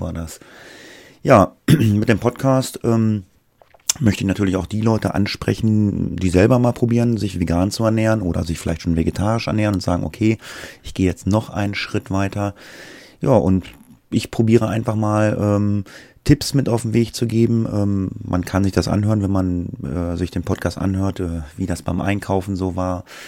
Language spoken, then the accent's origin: German; Göttingen, Lower Saxony, Germany; Ich komme aus dem Raum Göttingen